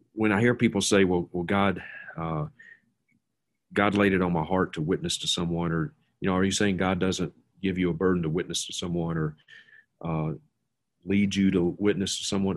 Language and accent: English; Mississippi, United States; now in Montana, United States; a childhood friend of mine that I grew up with in Mississippi